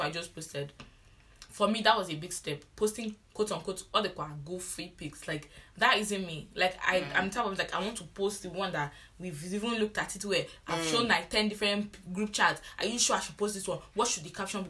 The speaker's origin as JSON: {"language": "English", "country": "Nigeria", "moved": "yes", "said": "I'm the Nigerian I hate"}